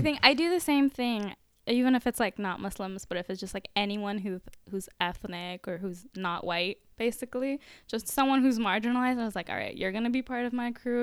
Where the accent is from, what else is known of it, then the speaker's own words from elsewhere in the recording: Orlando, Florida, United States; I was born and raised in America